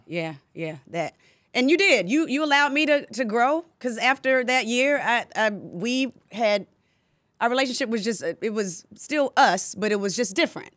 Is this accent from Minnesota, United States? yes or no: no; Decatur, Georgia, United States; I grew up in Decatur